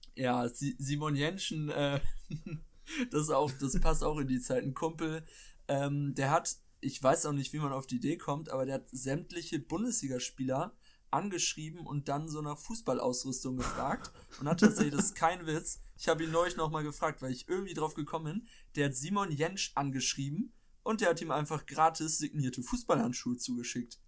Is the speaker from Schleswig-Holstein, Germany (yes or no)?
yes; Schleswig-Holstein, Germany; ich komme aus Schleswig-Holstein